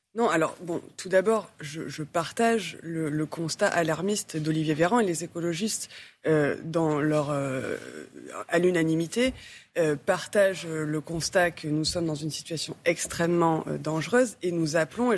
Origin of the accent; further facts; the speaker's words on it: Marseille, Provence-Alpes-Côte d'Azur, France; je viens de Marseille